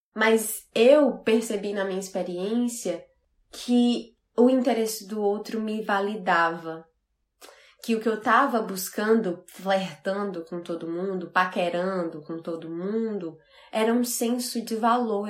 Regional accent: Fortaleza, Ceará, Brazil; also born or lived in Natal, Brazil / Portugal; E eu sou do Nordeste, eu sou de Fortaleza, morei muitos anos em Natal

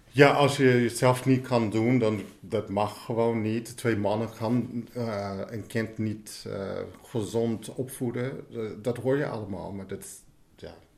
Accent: United States; Dutch is a second language; now in Netherlands; Ik kom oorspronkelijk uit Amerika

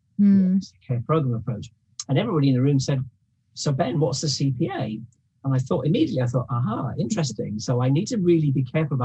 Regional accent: England, United Kingdom; moved away as an adult; now in Wales, United Kingdom; I've spent more than half my life living in Wales. I was born in England. I became a nurse in England. So I practiced in England.

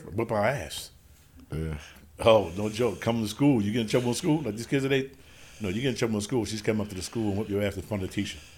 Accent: New York City, New York, United States; we from 40 projects. That's in South Jamaica, Queens. Born and raised right there in the hood, right in 40

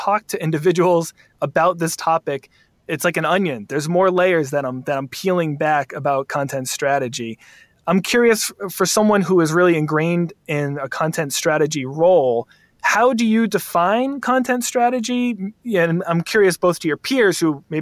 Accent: Massachusetts, United States; now in Philadelphia, United States; I grew up in Massachusetts and moved to Philly.

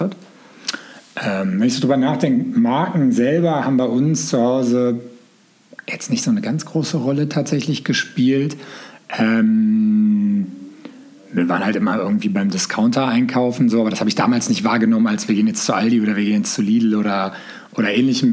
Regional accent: Gelsenkirchen, North Rhine-Westphalia, Germany; Aus Gelsenkirchen komme ich tatsächlich

